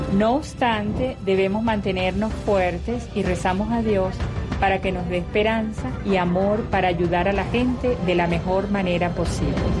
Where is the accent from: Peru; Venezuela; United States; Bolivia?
Venezuela; Vivimos en un pueblo muy sencillo en las montañas en Venezuela